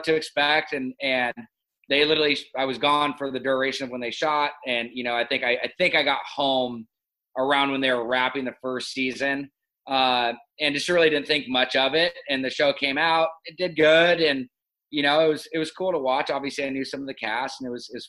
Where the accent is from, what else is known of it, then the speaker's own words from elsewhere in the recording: Laguna Beach, California, United States; also born or lived in Los Angeles, California; born and raised in Newport at Hogue Hospital, and then grew up in Laguna Beach, California.